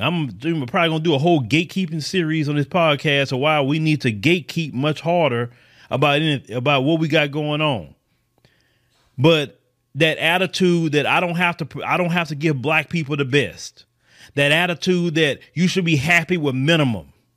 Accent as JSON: {"language": "English", "town": "Port Arthur", "region": "Texas", "country": "United States", "tie": "born or raised there", "lives_now": "Houston, United States", "said": "I was born right here in the United States of America. Born right in Port Arthur, Texas, originally. You know, I stay in Houston"}